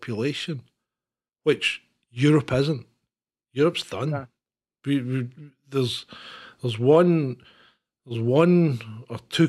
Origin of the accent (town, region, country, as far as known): Scotland, United Kingdom